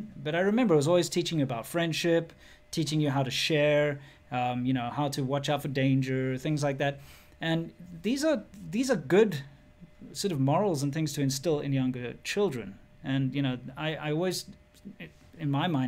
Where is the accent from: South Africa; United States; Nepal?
South Africa; moved away; I grew up in South Africa